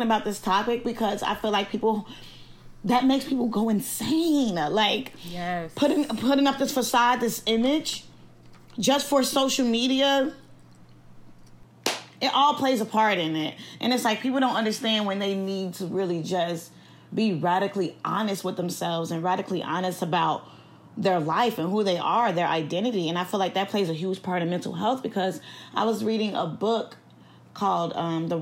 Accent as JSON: {"language": "English", "town": "Chicago", "region": "Illinois", "country": "United States", "said": "from Chicago, Illinois"}